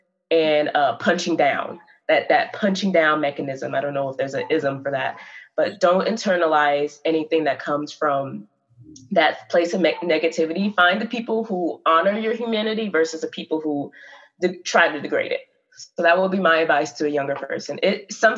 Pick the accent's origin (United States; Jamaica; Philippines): United States; the South; I'm from the South